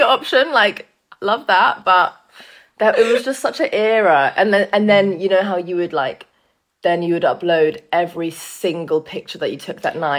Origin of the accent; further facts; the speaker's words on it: London, United Kingdom; I am born and raised. I've literally lived within like a 1 mile radius like my whole entire life.